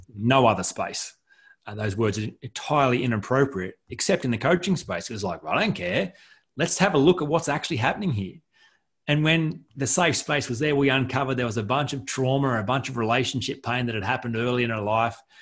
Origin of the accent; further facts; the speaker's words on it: Collector, New South Wales, Australia; moved away as an adult; also born or lived in Goulburn, New South Wales; I'm from a, a rural town, um, you know, town of 150 people uh, in Collector, rural New South Wales.